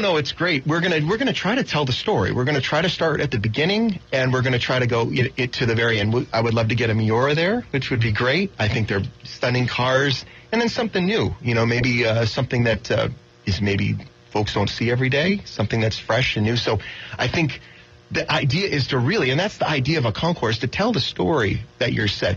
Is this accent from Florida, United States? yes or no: yes; Florida, United States; I'm from Florida.